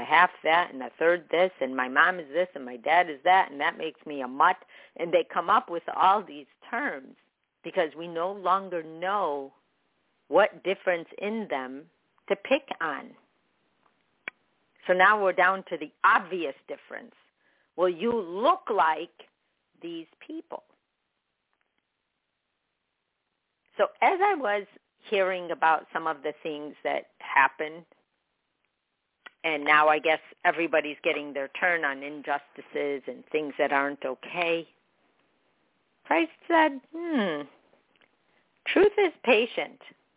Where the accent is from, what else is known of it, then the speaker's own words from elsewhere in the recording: Chicago, Illinois, United States; I was born in Chicago, but I'm Palestinian.